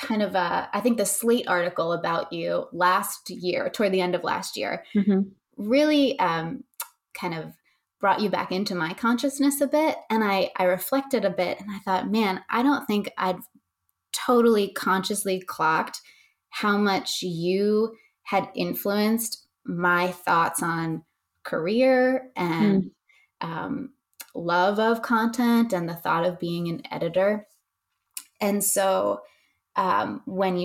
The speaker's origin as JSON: {"language": "English", "region": "upstate New York", "country": "United States", "tie": "born or raised there", "said": "I was born in New York City, but we moved to upstate New York when I was about five"}